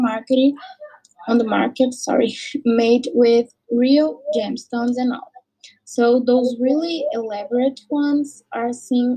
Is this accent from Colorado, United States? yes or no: no; Boston, Massachusetts, United States; my hometown, Boston